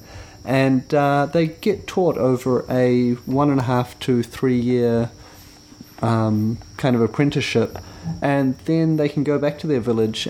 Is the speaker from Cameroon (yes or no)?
no; New Zealand; we're from New Zealand